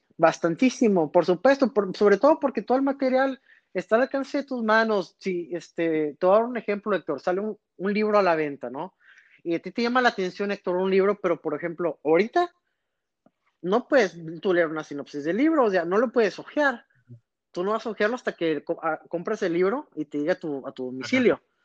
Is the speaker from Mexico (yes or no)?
yes; Reynosa, Tamaulipas, Mexico; also born or lived in McAllen, Texas; yo soy nacido en McAllen, Texas, pero yo crecí en Reynosa, Tamaulipas